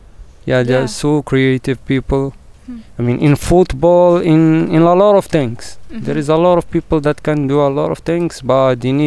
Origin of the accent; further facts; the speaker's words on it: Marrakesh, Marrakesh-Safi, Morocco; English is a second language; I'm from Marrakesh, exactly from the heart of Marrakesh, the old city, old Medina. Yeah, I born in a simple family